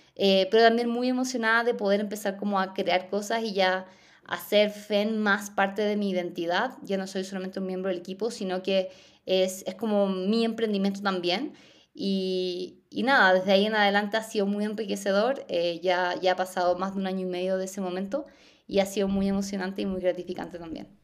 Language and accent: Spanish; southern Chile, Chile; Yo más encima soy del sur de Chile